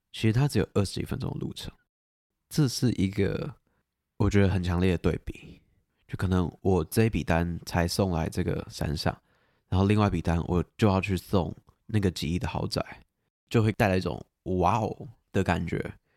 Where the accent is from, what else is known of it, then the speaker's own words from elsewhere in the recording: Taipei, Taiwan; 我的故乡，我出生的地方，我生活的城市